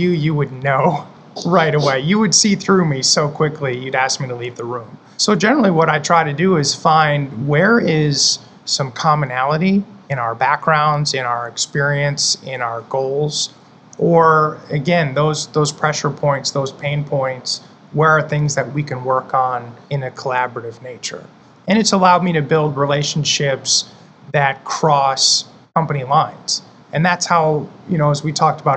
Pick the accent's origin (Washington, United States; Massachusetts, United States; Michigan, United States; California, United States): Michigan, United States; now in Tampa, United States; I live in Tampa, and then I was born and raised in Michigan